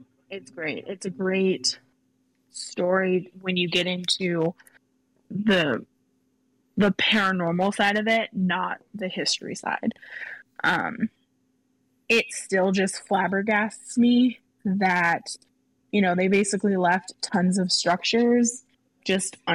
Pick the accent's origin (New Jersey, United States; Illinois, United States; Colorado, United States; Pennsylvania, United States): Illinois, United States; he's from my home state